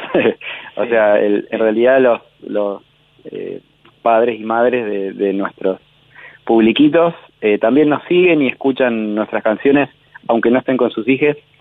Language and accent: Spanish; Santa Fe, Argentina; moved away as an adult; now in Buenos Aires, Argentina; los dos integrantes que somos de Santa Fe vivimos acá hace como 15 años también